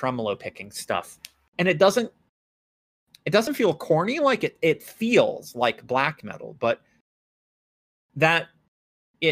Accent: United States; I'm a white American

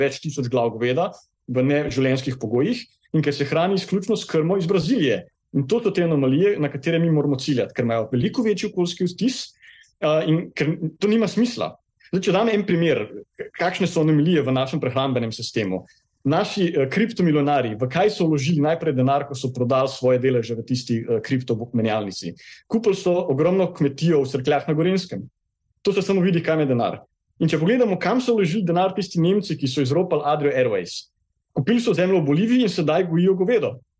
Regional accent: Kranjska Gora, Upper Carniola, Slovenia; Jaz prihajam iz Krajinske gore

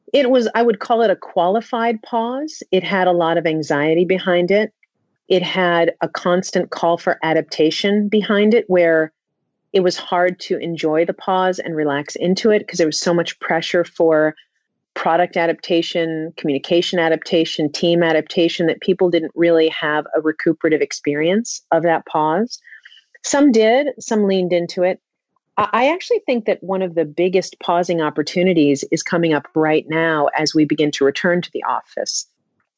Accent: New York City, New York, United States; I grew up in Manhattan.

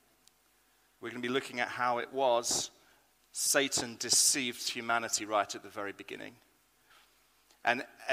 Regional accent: United Kingdom; I am British

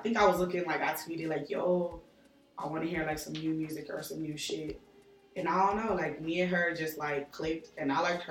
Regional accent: New York, United States; I'm originally from New York.

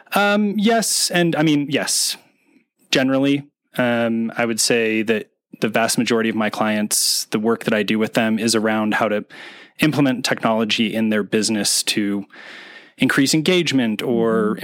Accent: East Bay, California, United States; also born or lived in Oakland, California; I'm from California. Um, grew up in um, in the East Bay

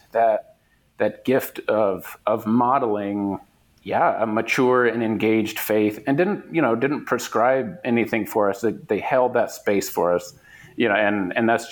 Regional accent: Fort Myers, Florida, United States; moved away as an adult; also born or lived in Northern Indiana; we grew up in Fort Myers, Florida, Southwest Florida

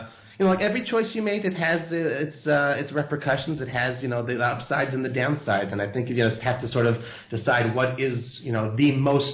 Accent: Los Angeles, California, United States; moved away as an adult; now in Israel; I was born in Los Angeles. I lived there until I was, you know, until I graduated high school, basically, and then that's when I came to Israel.

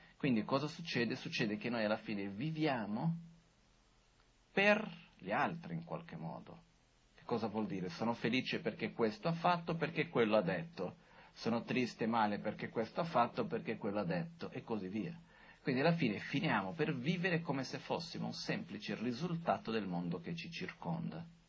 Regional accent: Brazil; sono brasiliano

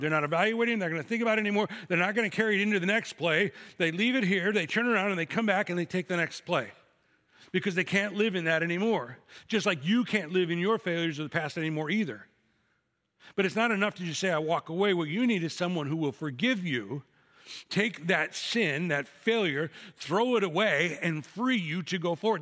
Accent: Chicago, Illinois, United States; I'm from Chicago

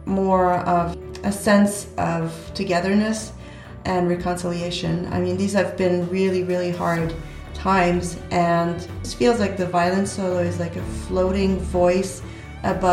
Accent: San Francisco, California, United States; I was born in San Francisco from French-Canadian

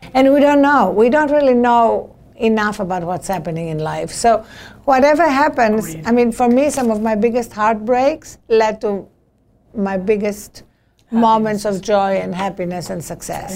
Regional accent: Greece; born or raised there; English is a second language; now in United States

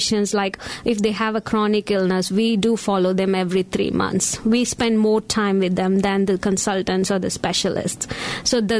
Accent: India; moved away; I was born and brought up in India, which is an totally east of the world

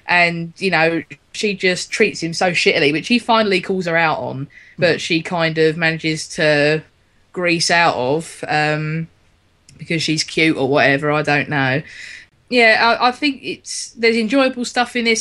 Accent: London, United Kingdom; as a Londoner myself, it being um, and all my family coming from here

